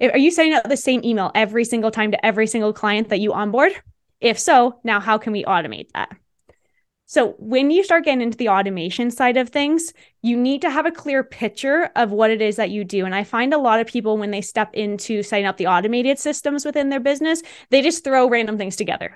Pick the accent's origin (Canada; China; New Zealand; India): Canada; moved away as an adult; also born or lived in Australia; I'm from Canada.